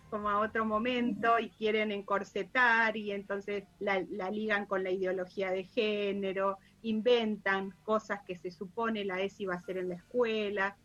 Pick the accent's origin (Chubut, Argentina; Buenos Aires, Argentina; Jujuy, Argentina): Chubut, Argentina; yo soy de Chubut